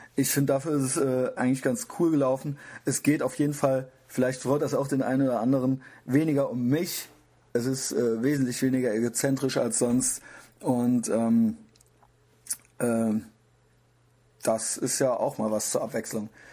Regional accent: Koblenz, Rhineland-Palatinate, Germany; now in Cologne, Germany; ich bin nämlich aus Koblenz

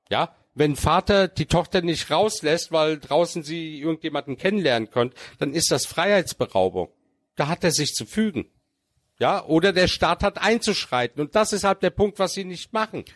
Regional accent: Germany; als Türke, der hier geboren worden ist

